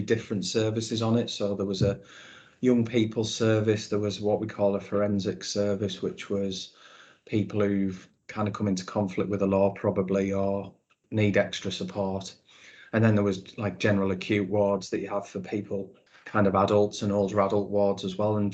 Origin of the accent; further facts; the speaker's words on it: Middlesbrough, North East England, United Kingdom; moved away; I grew up Middlesbrough born and bred.